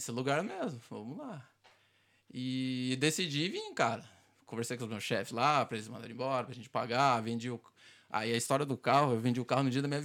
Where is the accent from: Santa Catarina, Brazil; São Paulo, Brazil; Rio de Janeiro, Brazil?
São Paulo, Brazil; Botucatu; moved away as an adult; now in Ireland; eu sou do interior de São Paulo, cidade chamada Botucatu.